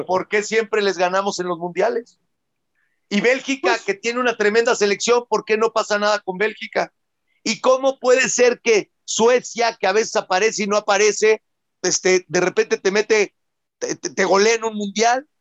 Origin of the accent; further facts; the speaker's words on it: Mexico; yo vengo siendo mexicano 47 años